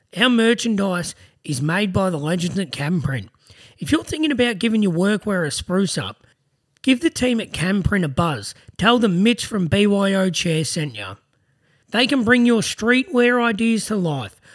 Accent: Greensborough, Victoria, Australia; I was born in Greensboro too.

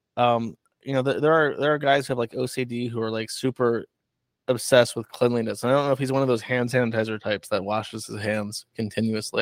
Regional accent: Florida, United States; moved away; I'm from Florida

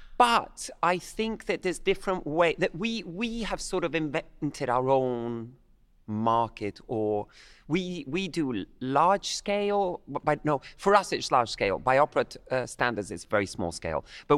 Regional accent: Havana, Cuba; I'm of Irish-Italian descent, but I grew up in Havana, Cuba.

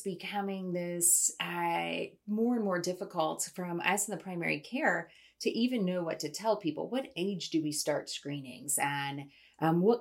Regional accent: Dayton, Ohio, United States; now in Athens, United States; grew up in Dayton, Ohio

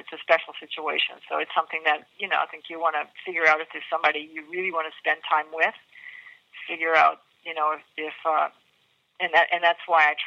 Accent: New Orleans, Louisiana, United States; I'm from New Orleans

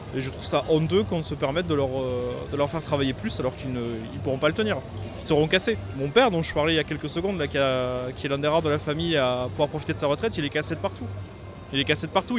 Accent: United States; French is a second language; now in France; je viens des États-Unis

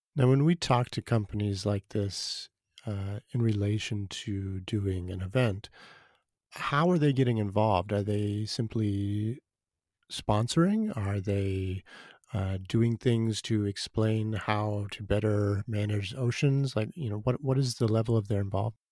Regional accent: Boston, Massachusetts, United States; moved away; also born or lived in Seattle; I grew up in Boston

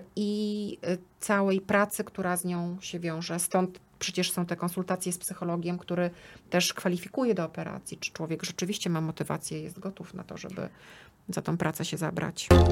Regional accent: Płock, Masovian Voivodeship, Poland; pochodzę z Płocka

